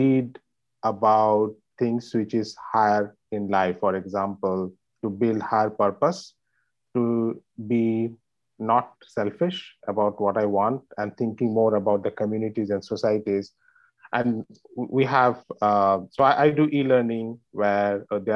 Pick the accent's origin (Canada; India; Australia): India; moved away as an adult; now in New York, United States; I've been born and raised in India and spent most of my life there. And then I moved to New York 7 years back.